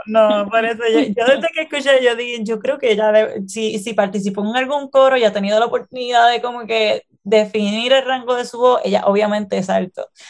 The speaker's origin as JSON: {"language": "Spanish", "country": "Puerto Rico", "said": "nosotros somos puertorriqueños y puertorriqueñas"}